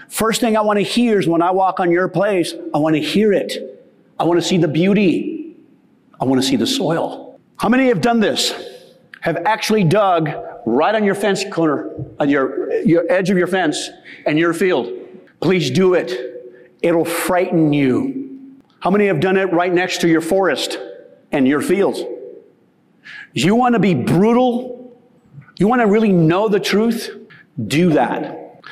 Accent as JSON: {"language": "English", "region": "the West", "country": "United States", "tie": "born or raised there", "said": "growing up in the West"}